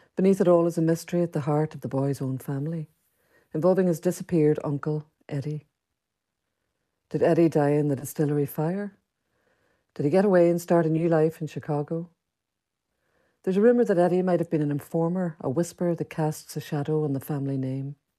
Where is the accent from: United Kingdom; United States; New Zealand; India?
United Kingdom; Derry, Northern Ireland; moved away; also born or lived in London; The setting was the Bogside area of Derry where I, like Seamus Dean, had grown up